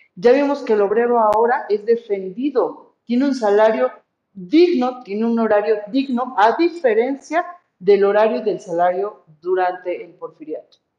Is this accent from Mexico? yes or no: yes; Mexico; soy puro mexicano